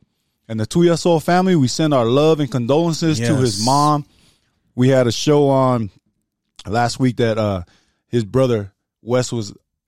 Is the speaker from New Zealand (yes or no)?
yes; New Zealand; I'm from New Zealand.